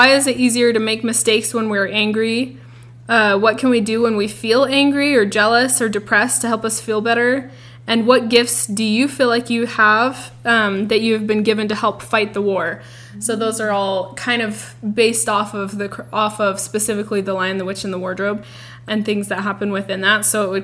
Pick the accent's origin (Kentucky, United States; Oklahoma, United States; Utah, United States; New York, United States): Utah, United States; we're from Utah